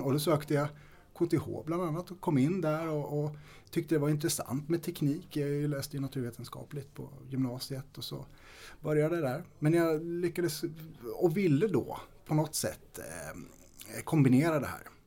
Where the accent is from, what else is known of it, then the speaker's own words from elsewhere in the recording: Storfors, Värmland, Sweden; Jag är född och uppvuxen i Värmland. Ehm, I östra delen av Värmland, i Storfors